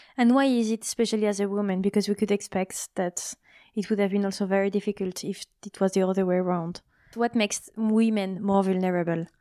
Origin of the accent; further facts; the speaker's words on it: France; moved away; I come from France